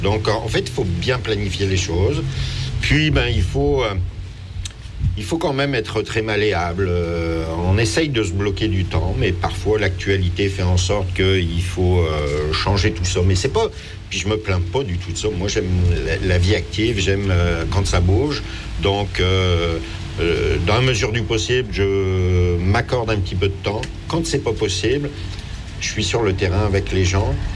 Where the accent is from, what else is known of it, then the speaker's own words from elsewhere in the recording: France; now in Quebec, Canada; c'était plus le soccer qui était faisait partie de mon quotidien lorsque j'étais en France